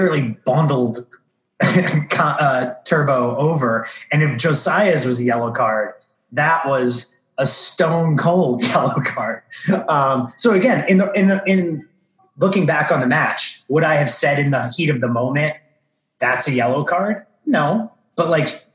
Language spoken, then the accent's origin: English; New York area, United States; It's just how we were raised in the New York area.